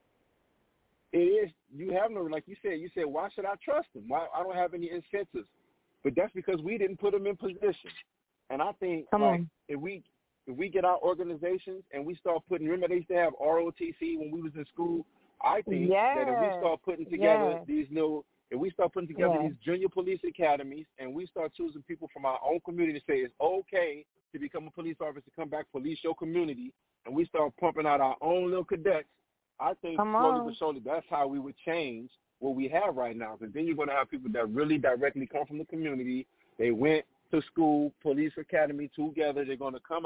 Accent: New Orleans, Louisiana, United States; I grew up in New Orleans

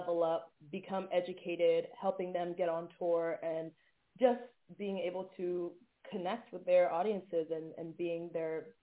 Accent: Atlanta, Georgia, United States; moved away as an adult; also born or lived in Syracuse; now in Los Angeles, United States; growing up in Atlanta

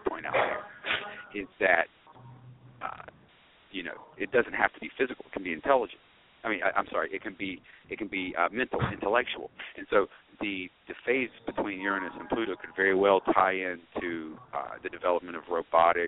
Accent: United States

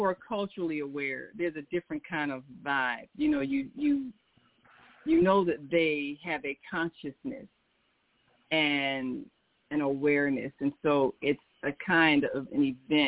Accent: United States; I was from America. That's what my passport says.

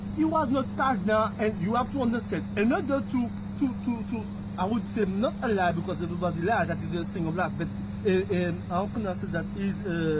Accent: Martinique; moved away; I was born in the island Martinique. French island.

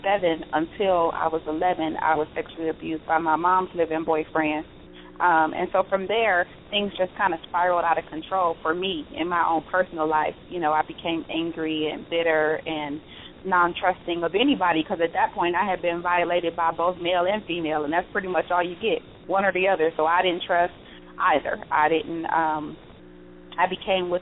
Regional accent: Cleveland, Ohio, United States; now in Las Vegas, United States; I'm originally from Cleveland, Ohio

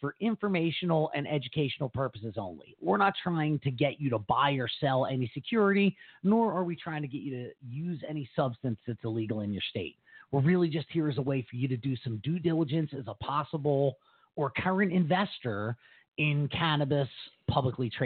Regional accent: United States; I'm an American

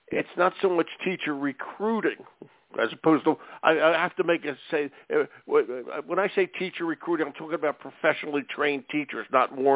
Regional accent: Michigan, United States; also born or lived in St. Joseph, Michigan; Yeah, yeah, yeah. I live in Michigan, born and raised in Michigan.

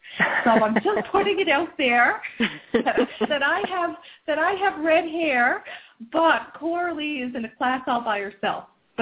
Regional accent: Cape Breton Island, Nova Scotia, Canada; moved away; we are all from Cape Breton Island, Nova Scotia

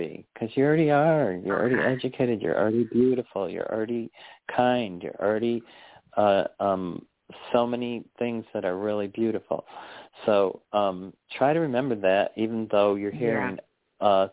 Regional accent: Chicago, Illinois, United States; also born or lived in New York / North Carolina; now in Arkansas, United States; I grew up in Chicago.

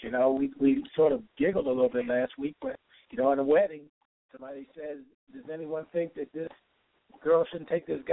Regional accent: Baltimore, Maryland, United States; growing up in Baltimore

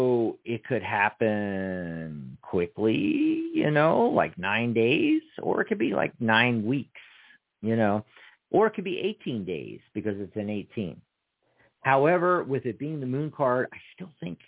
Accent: Pennsylvania, United States; also born or lived in Seattle, Washington / Lake Stevens, Washington; now in Tucson, United States; we're from Pennsylvania

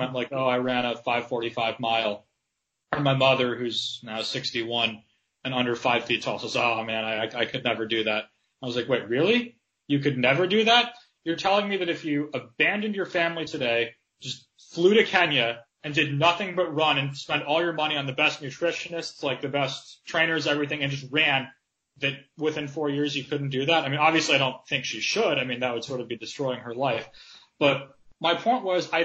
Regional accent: United States; growing up in America

